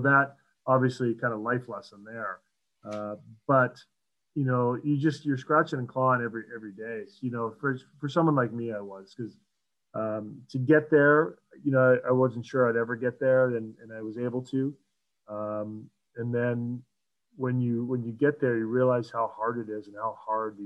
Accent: Ontario, Canada; moved away as an adult; I'm a Canadian kid, I'm from Ontario

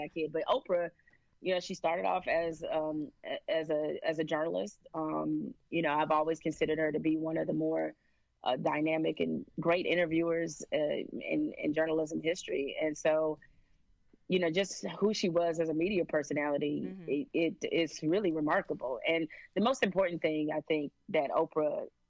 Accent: Detroit, Michigan, United States; I'm from Detroit

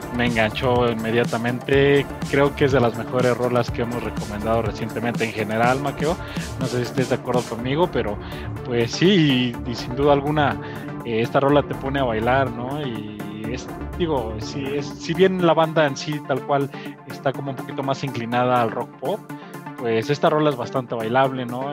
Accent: Mexico; acá en nuestro país, en México

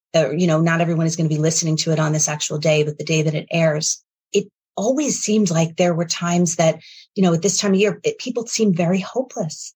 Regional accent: New York, United States; moved away; also born or lived in Connecticut; I'm from New York

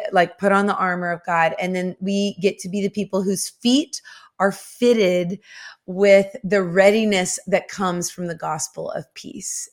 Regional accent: the South, United States; I grew up in the South

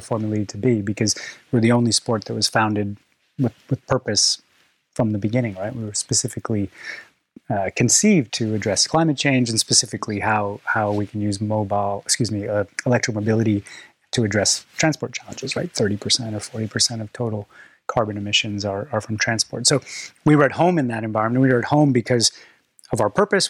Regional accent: Canada; I'm Canadian

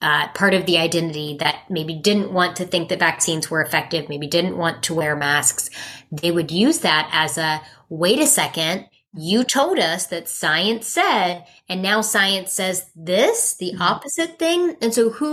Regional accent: West Virginia, United States; I'm from West Virginia

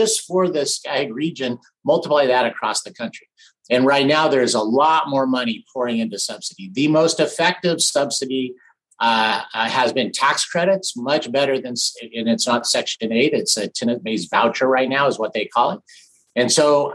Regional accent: Big Bear Lake, California, United States; I grew up in Big Bear Lake in Southern California

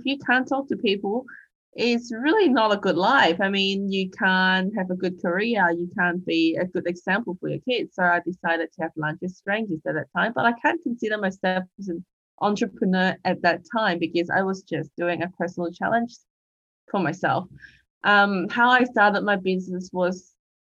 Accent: Hong Kong; now in Australia; I'm an immigrant from Hong Kong living in Australia

